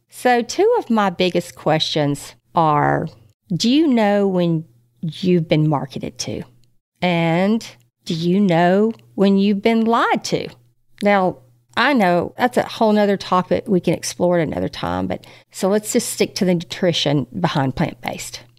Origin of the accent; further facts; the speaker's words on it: Texas, United States; as a Texan, there's not too many people walking around eating just plants in this cattle country.